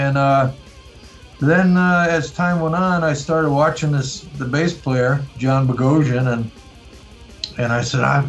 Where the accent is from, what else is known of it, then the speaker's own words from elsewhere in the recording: Mount Prospect, Illinois, United States; moved away as an adult; now in Czech Republic; I grew up in Chicago. I grew up in a suburb of Chicago, Mount Prospect.